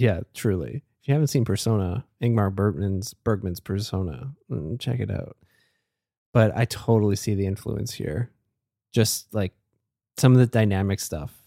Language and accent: English; Canada; as a Canadian